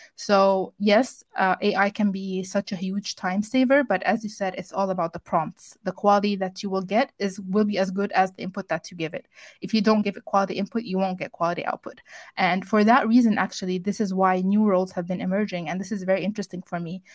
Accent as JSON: {"language": "English", "country": "Egypt", "said": "I am from Egypt"}